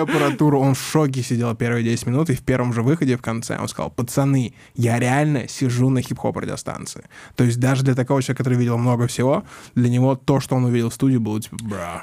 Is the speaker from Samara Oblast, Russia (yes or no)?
no; Mytishchi, Moscow Oblast, Russia; я вырос в Мытищах, сельская школа